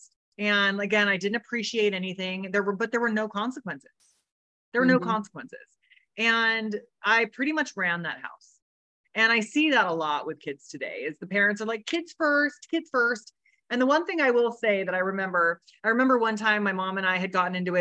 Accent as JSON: {"language": "English", "town": "Riverside", "region": "California", "country": "United States", "tie": "born or raised there", "said": "was born in Riverside, California, on a ranch with horses, with both of my parents."}